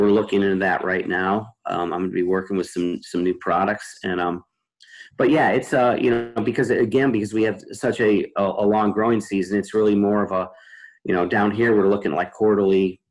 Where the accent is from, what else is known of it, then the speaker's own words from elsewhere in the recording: Midwest, United States; moved away; originally I was from the Midwest too